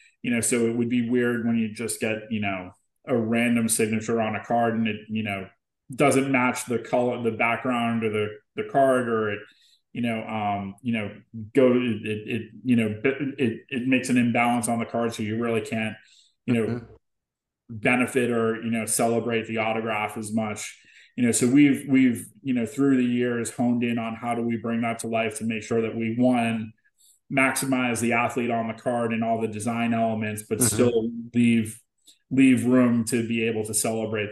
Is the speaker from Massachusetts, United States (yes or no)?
yes; Boston, Massachusetts, United States; moved away; I'm from Boston originally